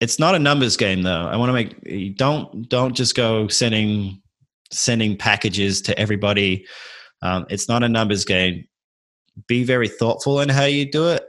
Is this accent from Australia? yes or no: yes; Adelaide, South Australia, Australia; moved away as an adult; now in United States; I grew up in Adelaide